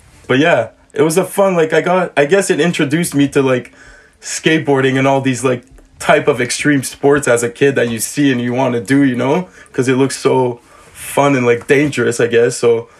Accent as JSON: {"language": "English", "area": "South Shore of Montreal", "region": "Quebec", "country": "Canada", "tie": "born or raised there", "said": "I grew up on the South Shore of Montreal."}